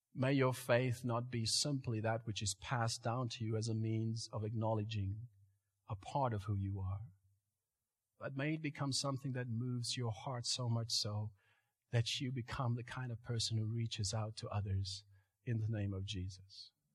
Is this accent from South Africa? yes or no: yes; South Africa; moved away; I grew up in South Africa